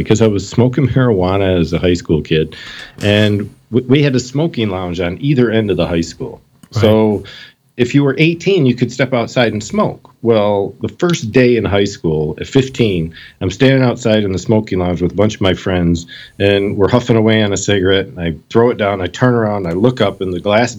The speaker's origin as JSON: {"language": "English", "region": "Michigan", "country": "United States", "tie": "born or raised there", "said": "I was born and raised here in Michigan. I've never really moved anywhere outside of the state"}